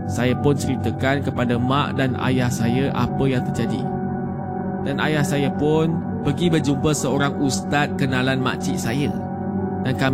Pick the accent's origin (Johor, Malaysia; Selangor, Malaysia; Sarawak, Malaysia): Selangor, Malaysia; Tapi apa yang saya boleh bilang saya ni dari Selangor.